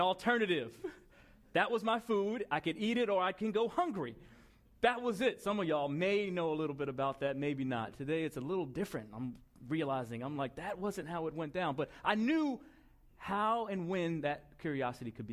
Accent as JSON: {"language": "English", "area": "Long Island", "region": "New York", "country": "United States", "tie": "born or raised there", "said": "It was on Long Island in New York"}